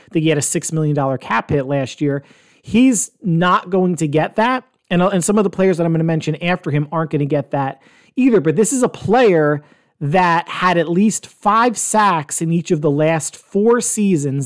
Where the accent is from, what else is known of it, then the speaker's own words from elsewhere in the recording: New Jersey, United States; also born or lived in Pennsylvania; Born and raised in New Jersey, went to college in Pennsylvania for four years.